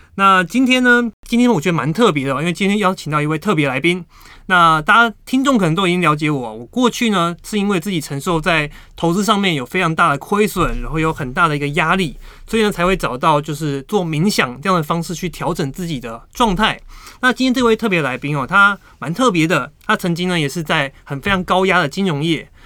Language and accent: Chinese; Taiwan; 我们台湾人